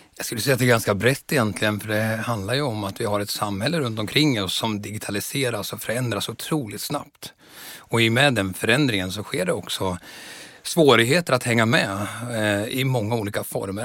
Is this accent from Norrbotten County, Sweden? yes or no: no; Östergötland, Sweden; moved away as an adult; also born or lived in Stockholm; Jag växte upp på landet mellan Norrköping och Söderköping så jag är en sann östgöte.